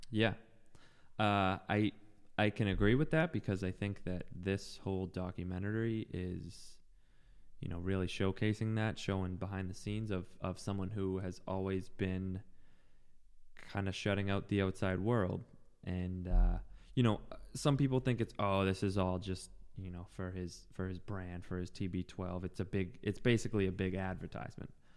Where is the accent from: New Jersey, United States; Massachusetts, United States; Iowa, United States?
Massachusetts, United States; Boston; moved away; also born or lived in Needham, Massachusetts; West Roxbury originally